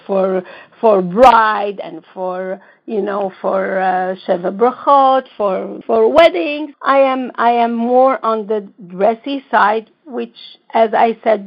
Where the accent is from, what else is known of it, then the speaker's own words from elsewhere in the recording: Lebanon; also born or lived in Israel; now in New York, United States; I am from the Middle East, and I was born in Lebanon, but then I moved to Israel